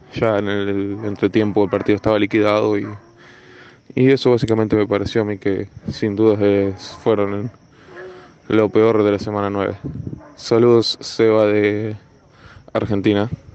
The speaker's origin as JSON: {"language": "Spanish", "country": "Portugal", "said": "soy portugués"}